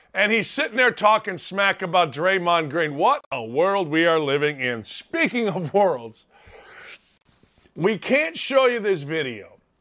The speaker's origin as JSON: {"language": "English", "region": "Northwest Indiana", "country": "United States", "said": "I'm from Northwest Indiana"}